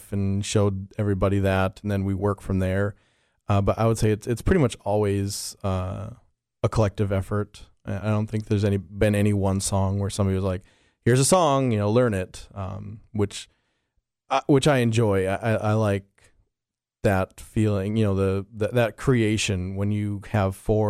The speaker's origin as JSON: {"language": "English", "region": "North Dakota", "country": "United States", "said": "I'm from North Dakota."}